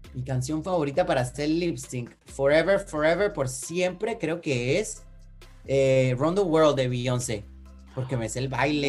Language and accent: Spanish; Panama; moved away; soy panameño